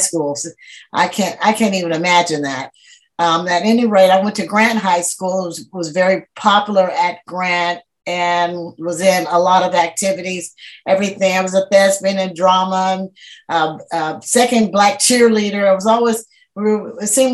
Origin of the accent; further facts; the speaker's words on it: Portland, Oregon, United States; I was born and raised in North and Northeast Portland, Oregon.